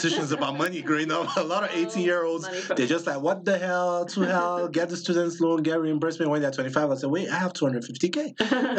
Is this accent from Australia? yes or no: no; Nigeria; also born or lived in East Coast, United States; now in Colorado, United States; Like living on the East Coast, coming from Nigeria